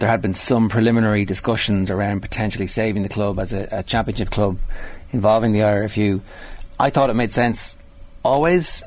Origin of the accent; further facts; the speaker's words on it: Ireland; we're Irish